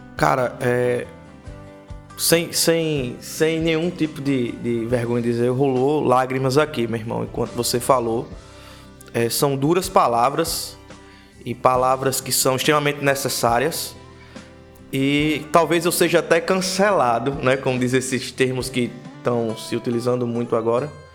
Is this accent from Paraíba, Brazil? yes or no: yes; Prado Poço, Paraíba, Brazil; onde eu me criei a vida inteira, chamado Prado Poço